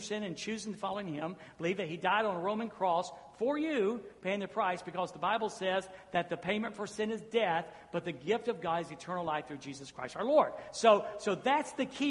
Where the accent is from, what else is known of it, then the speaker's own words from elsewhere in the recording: Jacksonville, Florida, United States; I'm a Southerner. And I was born in Jacksonville, Florida. I was raised down south